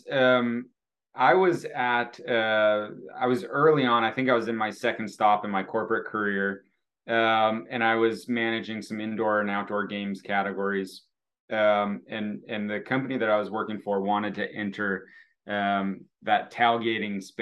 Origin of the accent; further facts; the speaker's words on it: Naperville, Illinois, United States; also born or lived in Texas / Oregon; Um, I have um, been in, uh, uh, well, I come from Naperville, Illinois, uh, moved all over.